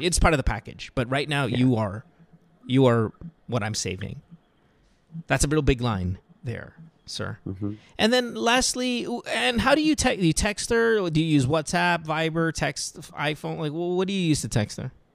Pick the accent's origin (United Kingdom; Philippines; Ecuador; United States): Philippines; bilang Pinoy